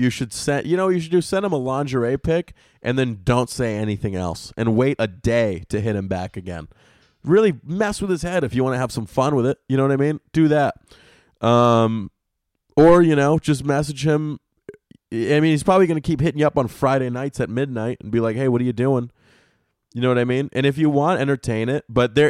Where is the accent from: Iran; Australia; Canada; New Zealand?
New Zealand; I'm from New Zealand